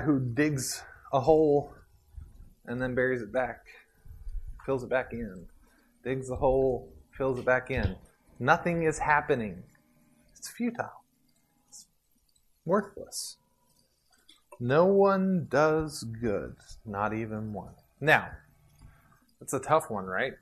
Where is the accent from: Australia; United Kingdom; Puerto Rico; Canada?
Puerto Rico; moved away; I grew up in Puerto Rico with a cow pasture around us